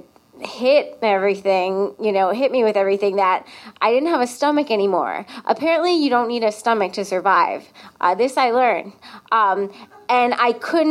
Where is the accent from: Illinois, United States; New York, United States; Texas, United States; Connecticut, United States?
Connecticut, United States; I'm from Connecticut